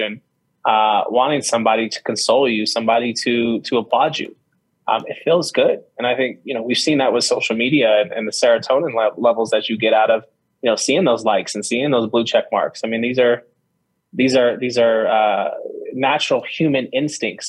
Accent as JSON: {"language": "English", "area": "Bay Area", "region": "California", "country": "United States", "tie": "born or raised there", "said": "my brother and I were raised in California, and we were raised in the Bay Area, San Francisco, Oakland, Vallejo"}